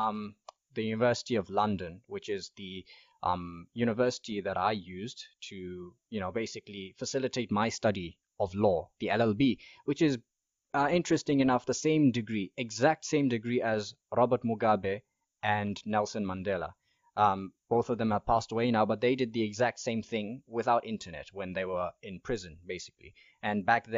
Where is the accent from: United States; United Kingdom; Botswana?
Botswana; Mahalapye, Central District; also born or lived in Gaborone / Palapye; I spent my childhood in Mahalape, but Palape is where I went to high school